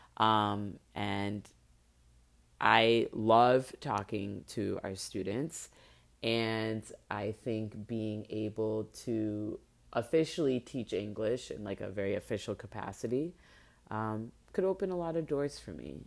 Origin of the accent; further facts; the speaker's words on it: Miami, Florida, United States; this is in Miami, this is in my hometown